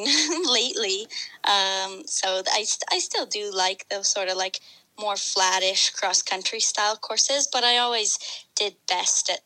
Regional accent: Canada; also born or lived in Alberta; Well, I'm from Canada. I live in the West, in the province of Alberta.

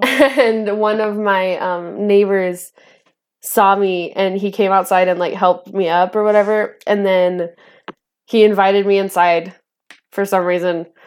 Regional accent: northern Idaho, United States; born or raised there; also born or lived in Antioch, California

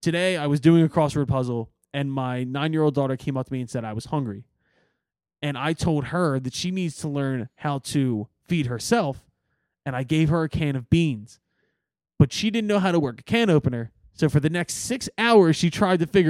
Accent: Philadelphia, Pennsylvania, United States; I'm from Northeast Philly

